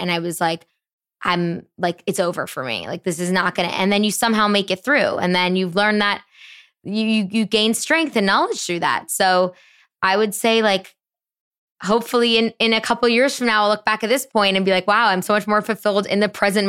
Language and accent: English; Canada; moved away as an adult; now in New York City, United States; I'm Canadian